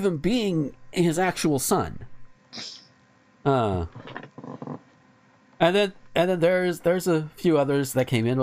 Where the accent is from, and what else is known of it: near Chipley, Florida, United States; born or raised there